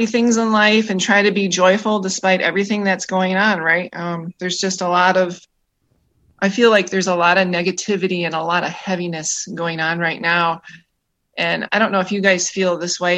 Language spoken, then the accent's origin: English; Tomahawk, Wisconsin, United States; now in Western Michigan, United States; I'm originally from Tomahawk, Wisconsin, which is about, about 4 hours north of Milwaukee. That's where I grew up